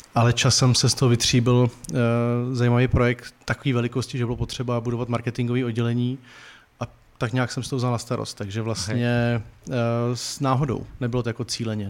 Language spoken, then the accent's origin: Czech; Brno, South Moravian Region, Czechia; já jsem z Brna